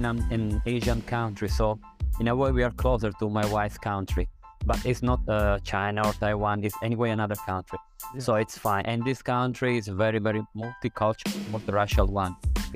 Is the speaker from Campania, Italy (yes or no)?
no; Sicily, Italy; now in Thailand; I'm from Sicily, and in Sicily, at least up to the previous generation, we have still this idea